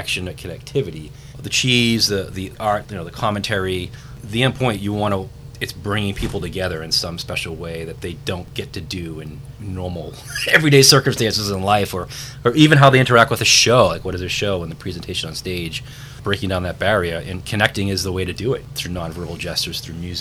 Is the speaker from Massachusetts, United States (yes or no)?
yes; Boston, Massachusetts, United States; I am a Bostonian